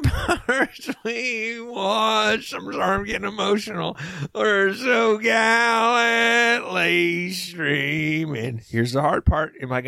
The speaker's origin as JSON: {"language": "English", "town": "Mobile", "region": "Alabama", "country": "United States", "said": "Yeah, and I'm from Mobile, Alabama, but that's a big Mardi Gras American community"}